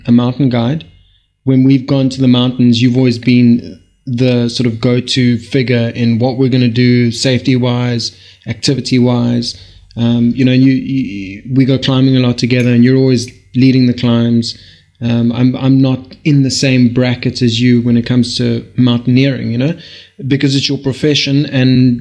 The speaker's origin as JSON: {"language": "English", "region": "Limpopo", "country": "South Africa", "tie": "born or raised there", "moved": "yes", "lives_now": "Cape Town, South Africa", "said": "I grew up in Limpopo, but we've been in Cape Town 10 years now?"}